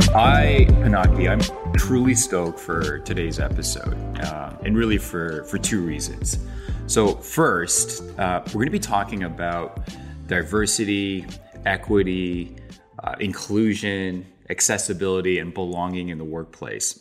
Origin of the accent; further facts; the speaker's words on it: Toronto, Ontario, Canada; I was born and raised in Canada, but my parents were born and raised in Korea.